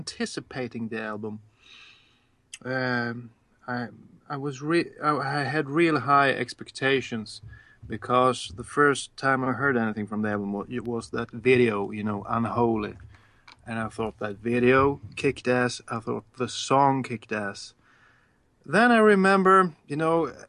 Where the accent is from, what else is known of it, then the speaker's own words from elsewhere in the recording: Sweden; English is a second language; I'm from Sweden